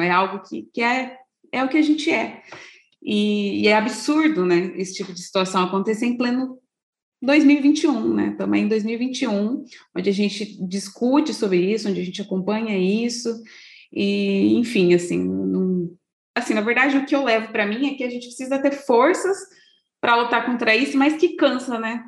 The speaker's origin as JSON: {"language": "Portuguese", "country": "Brazil", "said": "para a gente, enquanto brasileiros"}